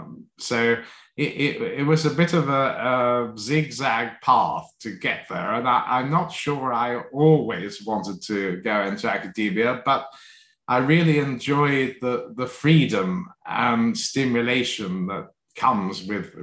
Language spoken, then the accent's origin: English; London, United Kingdom; also born or lived in Hong Kong / Australia; Well, a mixture of places. So partly in London, partly in Hong Kong, and partly in Australia. So we moved around a bit.